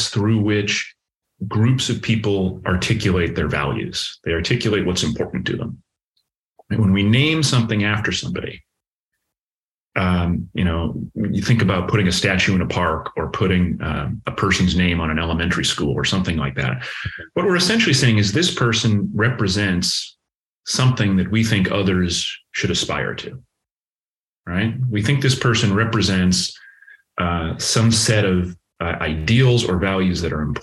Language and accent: English; Massachusetts, United States; moved away as an adult; also born or lived in Connecticut / Washington, D.C. / Pittsburgh; now in Columbus, United States; I grew up in Massachusetts